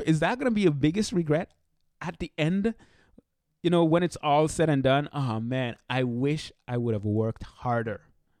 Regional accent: St. Martin; now in United States; When I came to the United States, I came from St. Martin. St. Martin is where I'm from originally, the beautiful island in the Caribbean.

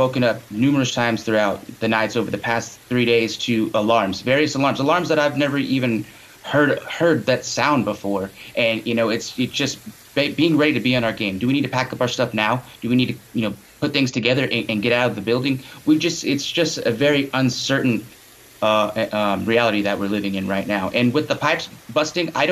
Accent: Texas, United States; as a Texan

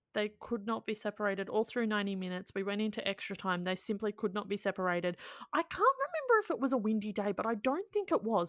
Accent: Australia; as an Australian

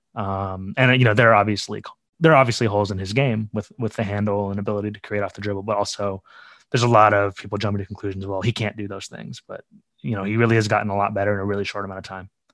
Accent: Chicago, Illinois, United States; I grew up in Chicago, uh, on the south side of Chicago

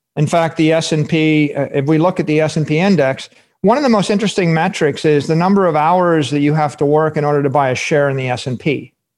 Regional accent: Fairborn, Ohio, United States; my hometown uh, Fairborn, Ohio

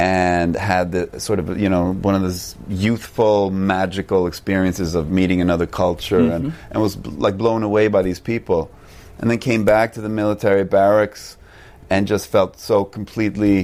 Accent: Sweden; moved away as an adult; But I'm Swedish. I grew up in Sweden and I went to school there

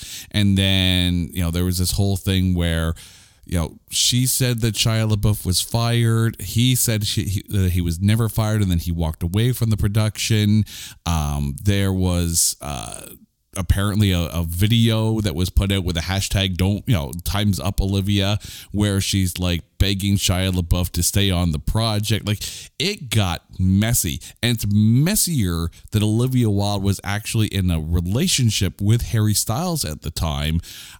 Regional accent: Canada; we are Canadian idiots in a basement with a microphone

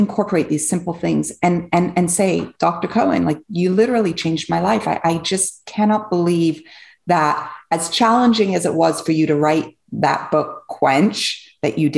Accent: England, United Kingdom; also born or lived in Switzerland; now in United States; I grew up in England. I was born in Switzerland

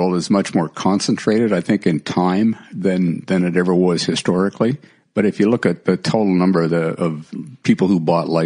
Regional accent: Vancouver, British Columbia, Canada; as a kid growing up in Vancouver

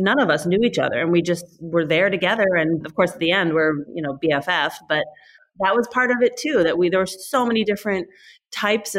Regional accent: Northern California, United States; I grew up here in Northern California

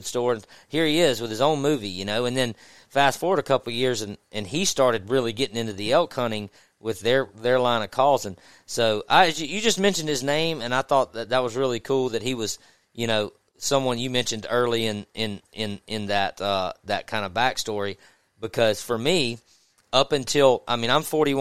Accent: Mississippi, United States; I grew up in Mississippi, and I grew up in a little small town

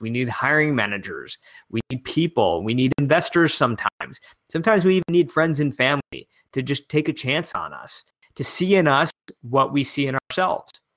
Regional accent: right outside of Detroit, Michigan, United States; i'm back in my hometown in michigan uh, right outside of detroit

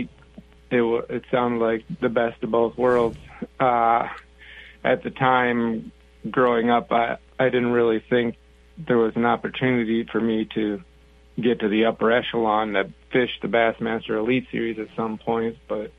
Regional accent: Eden Prairie, Minnesota, United States; I grew up in Eden Prairie, Minnesota, down here in the western suburbs of the Twin Cities

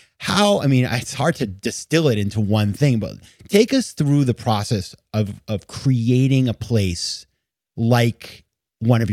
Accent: Maine, United States; moved away as an adult; also born or lived in New York City; I'm from Maine. So like, we don't have things like the Royalton.

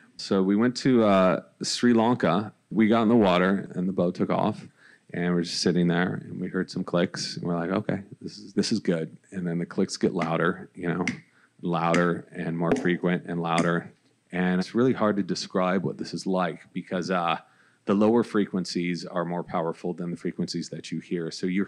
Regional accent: California, United States; now in Los Angeles, United States; I grew up in Orange County.

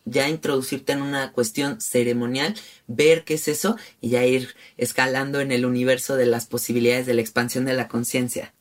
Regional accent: Mexico City, Mexico; yo, por ejemplo, que soy muy de la Ciudad de México, que soy muy rata de ciudad

